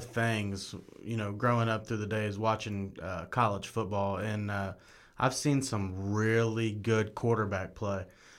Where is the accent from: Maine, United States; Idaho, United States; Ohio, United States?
Ohio, United States; Dayton; we're from Dayton, you know, right down from Cincinnati, right around the corner from Columbus